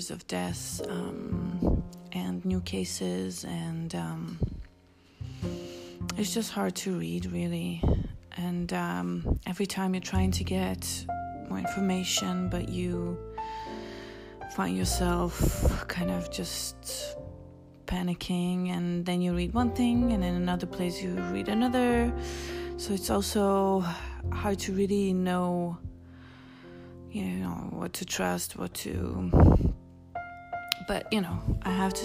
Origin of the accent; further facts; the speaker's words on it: Israel; moved away; I grew up in Israel